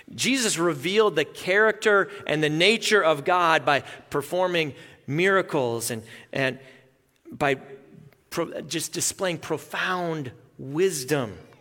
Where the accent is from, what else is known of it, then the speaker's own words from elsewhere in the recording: Melita, Manitoba, Canada; moved away; both sets of my grandparents lived in my hometown, Melita, Manitoba.